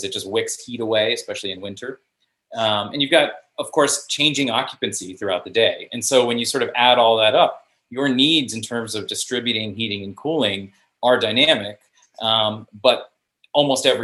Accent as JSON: {"language": "English", "region": "South Florida", "country": "United States", "tie": "born or raised there", "also_born_or_lived": "Chicago", "moved": "yes", "said": "I grew up in South Florida"}